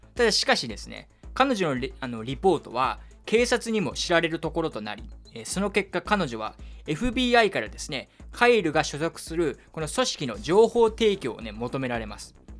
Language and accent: Japanese; Kyushu, Japan; moved away; 僕の地元の九州